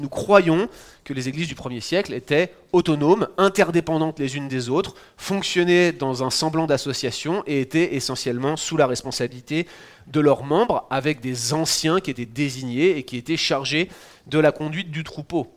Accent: France; accent: French; moved away as an adult; now in Quebec, Canada; Moi je suis français

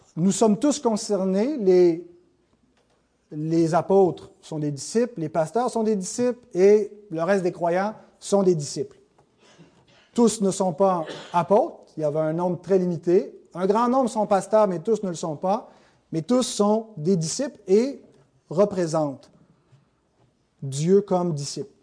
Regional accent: Canada; on est Canadien

